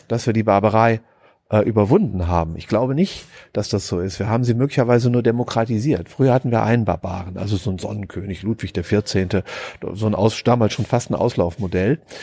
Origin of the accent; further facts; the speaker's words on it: Germany; Ich bin ja Deutscher